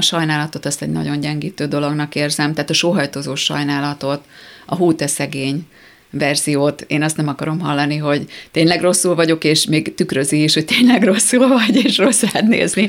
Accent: Tata, Komárom-Esztergom, Hungary; moved away; Nyilván Tatán élnek ők továbbra is, ugye én ott nőttem fel

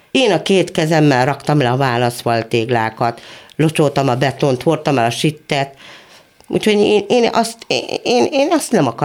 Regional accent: Monor, Pest, Hungary; Ott születtem, ott lakom, és remélem még lakni is fogok egy darabig.

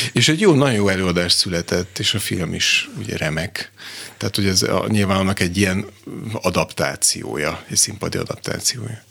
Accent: Kaposvár, Somogy, Hungary; én magam is kaposvári születésű vagyok

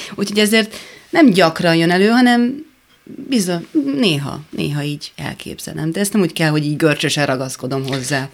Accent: Hungary; ott álltam én magyarként, ilyenkor érzem egy kicsit, hogy magyar vagyok

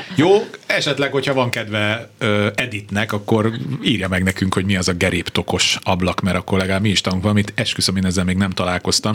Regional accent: Budapest, Hungary; Bemrakpart, ott nőttem fel.

